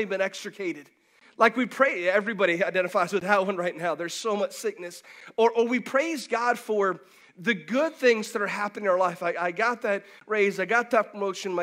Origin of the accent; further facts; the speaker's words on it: Pinellas County, Florida, United States; I grew up in Pinellas County, so I didn't grow up necessarily with lakes all around, but I did grow up right in the Gulf.